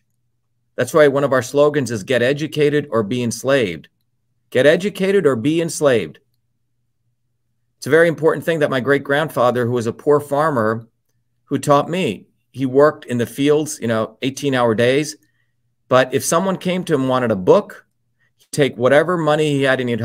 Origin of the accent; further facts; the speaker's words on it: New Jersey, United States; also born or lived in India; growing up in New Jersey, working class kid